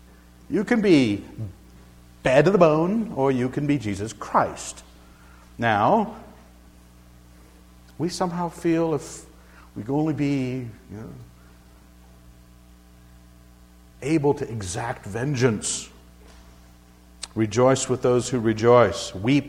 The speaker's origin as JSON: {"language": "English", "region": "Scotland", "country": "United Kingdom", "said": "Now, I'm a Scotsman. I'm supposed to reverence the name of Wallace."}